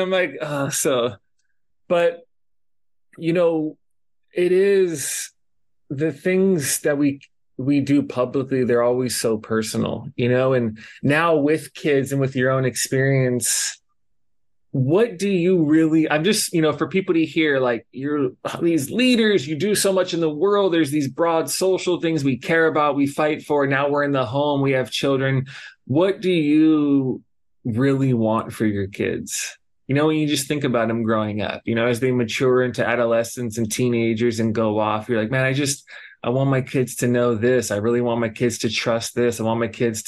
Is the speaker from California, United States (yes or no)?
yes; Los Angeles, California, United States; moved away as an adult; now in Hawaii, United States; we grew up in Los Angeles and like we moved out here for college